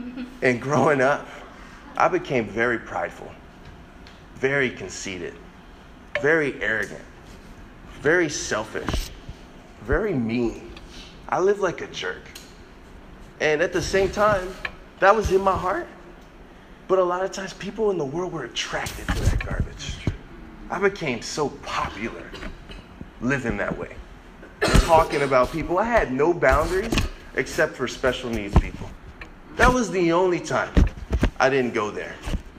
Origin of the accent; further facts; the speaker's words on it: Chicago, Illinois, United States; Growing up in Chicago, I can't express this enough.